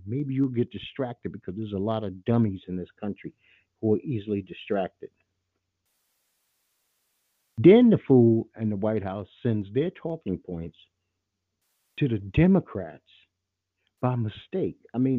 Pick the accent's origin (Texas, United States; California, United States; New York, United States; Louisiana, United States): New York, United States; New York City; I'm from Brooklyn, New York, where the Italians were bold-faced racists in New York City.